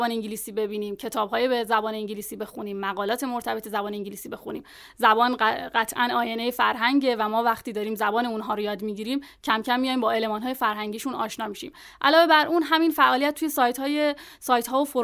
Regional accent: Iran; ما هم ایرانی هستیم آره

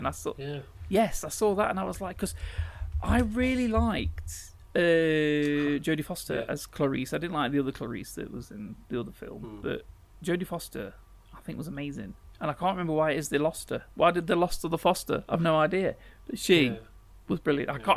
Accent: England, United Kingdom; as an Englishman in this country

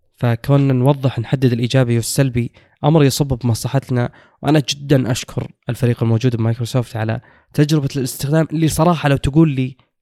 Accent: Saudi Arabia; عندنا في السعوديه

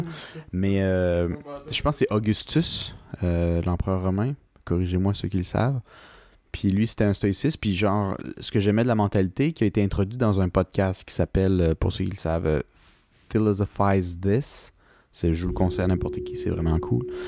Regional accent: Quebec, Canada; en tant que Québécois

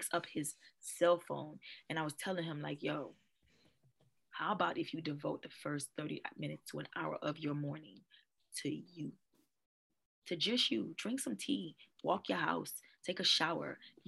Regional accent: Trinidad & Tobago; I love Jamaica. I'm Trinidadian, but I love Jamaica. I'm going to retire in Jamaica, probably.

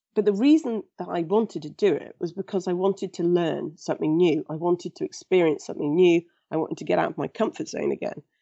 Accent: England, United Kingdom; I was born in England and raised in England

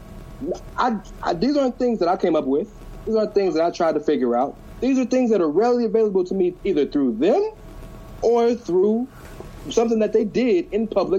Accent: Houston, Texas, United States; I'm from Houston

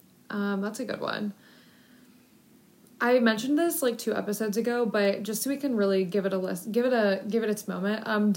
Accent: Westerville, Ohio, United States; born or raised there

